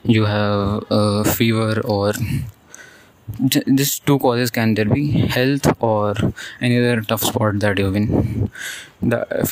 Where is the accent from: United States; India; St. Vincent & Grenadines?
India; we have these board exams in 10th and 12th class in India